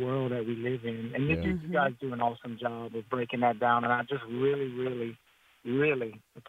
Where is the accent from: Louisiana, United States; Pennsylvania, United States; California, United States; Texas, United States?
Louisiana, United States; South; I was born and raised in, I'm in Youngsville right now. Born and raised in South Louisiana.